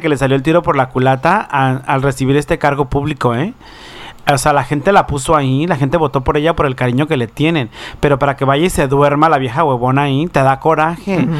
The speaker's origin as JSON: {"language": "Spanish", "region": "Baja California Sur", "country": "Mexico", "moved": "yes", "lives_now": "United States", "said": "Baja California Sur, de donde yo soy"}